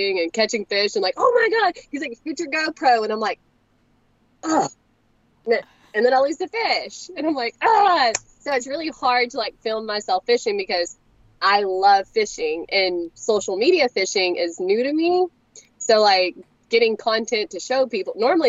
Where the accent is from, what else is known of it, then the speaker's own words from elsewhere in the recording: Corpus Christi, Texas, United States; born there; now in Longview, United States; I'm more in the Longview, Tyler area.